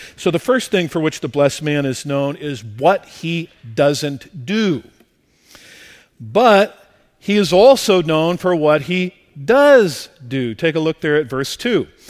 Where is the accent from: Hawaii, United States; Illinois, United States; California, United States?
California, United States; La Mirada; also born or lived in rural Midwest; the church in which I grew up here in La Mirada